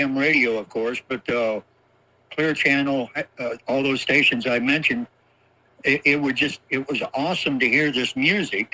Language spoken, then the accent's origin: English; Steamboat Springs, Colorado, United States; moved away as an adult; also born or lived in Germany / New Mexico / Hawaii / Columbia, Mississippi; that's where I grew up, is in a small town in northwest Colorado, Steamboat Springs